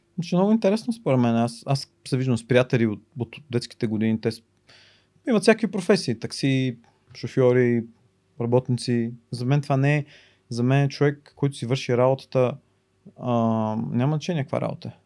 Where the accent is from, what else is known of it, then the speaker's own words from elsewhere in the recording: Bulgaria; moved away as an adult; also born or lived in New York; аз съм единствения българин